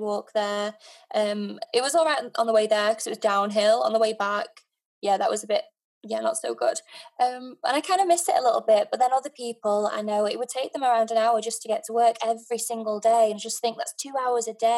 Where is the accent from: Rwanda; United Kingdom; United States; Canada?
United Kingdom; Sheffield, Yorkshire and the Humber; I'm from Sheffield